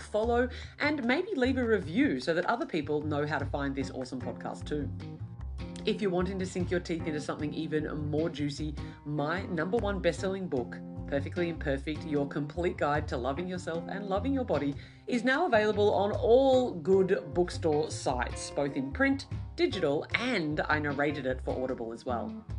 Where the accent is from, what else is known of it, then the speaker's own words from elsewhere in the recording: Australia; I'm from Australia